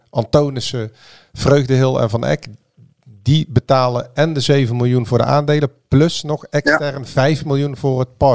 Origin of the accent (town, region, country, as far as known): Breda, North Brabant, Netherlands; born or raised there